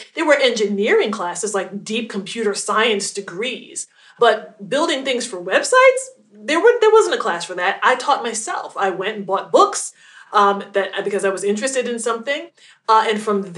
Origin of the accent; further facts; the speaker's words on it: New York City, New York, United States; now in New Jersey, United States; I'm originally from Queens, New York